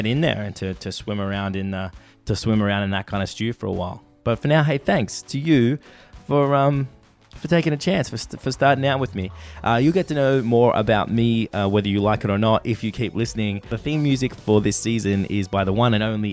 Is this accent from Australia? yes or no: yes; Melbourne, Victoria, Australia; I'm from Melbourne, Australia.